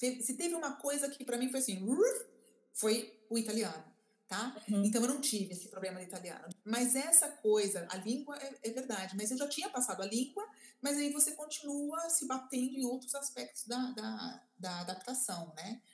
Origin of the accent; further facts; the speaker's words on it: Brazil; moved away; also born or lived in Italy; eu era brasileira